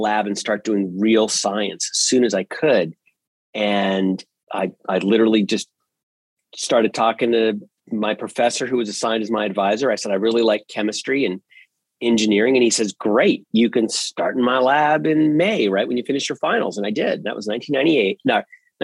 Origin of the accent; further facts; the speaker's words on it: Northern Virginia, United States; I grew up in Northern Virginia, actually inside the Washington, D.C. beltway, the proverbial beltway